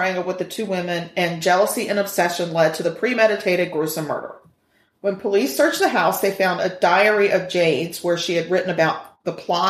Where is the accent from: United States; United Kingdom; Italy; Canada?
United Kingdom; because I'm British